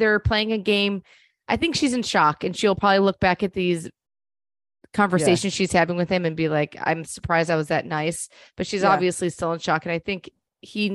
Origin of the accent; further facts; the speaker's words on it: New York, United States; growing up in New York